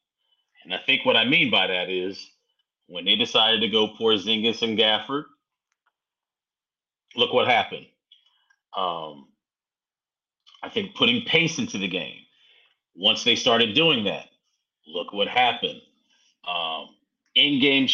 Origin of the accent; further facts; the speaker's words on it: Winston-Salem, North Carolina, United States; I'm from Winston-Salem